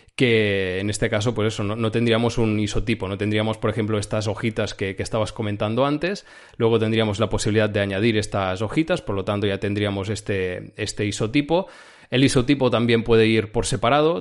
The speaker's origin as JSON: {"language": "Spanish", "town": "Girona", "region": "Catalonia", "country": "Spain", "lives_now": "Barcelona, Spain", "said": "Yo soy de Girona, la zona de Girona, Cataluña"}